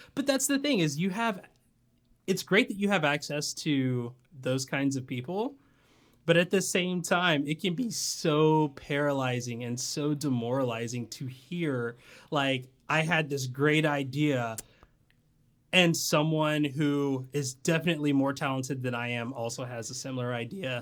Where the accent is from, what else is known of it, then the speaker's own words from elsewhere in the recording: Tennessee / Georgia, the South, United States; moved away as an adult; also born or lived in Japan; now in San Diego, United States; I grew up in the South. I grew up in, like, Tennessee slash Georgia